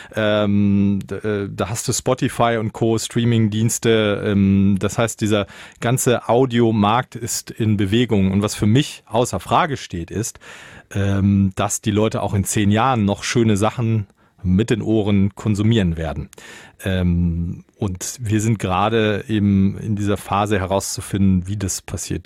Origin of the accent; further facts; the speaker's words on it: Münsterland, North Rhine-Westphalia, Germany; moved away as an adult; also born or lived in Berlin / Soest; Ich komme aus Münsterland